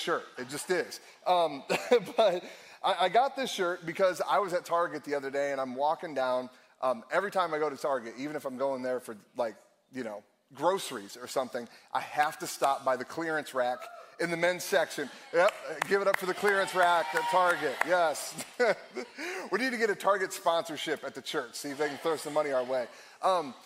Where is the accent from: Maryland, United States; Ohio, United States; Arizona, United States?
Ohio, United States; Akron; also born or lived in Cleveland, Ohio; I born and raised in Akron, Ohio, lived in Cleveland for a little while